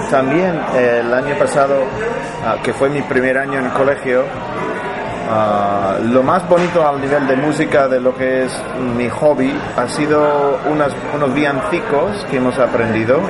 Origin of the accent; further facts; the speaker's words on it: Oakland, California, United States; Spanish is a second language; moved away as an adult; also born or lived in San Francisco / Granada, Spain; now in Spain; soy de Oakland, que está, eh, cerca de, está cerca de San Francisco, pero crecí en Oakland